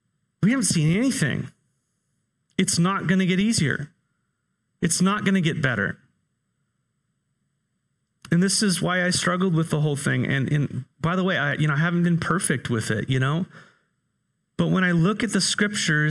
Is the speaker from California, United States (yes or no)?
yes; California, United States; moved away; I grew up in California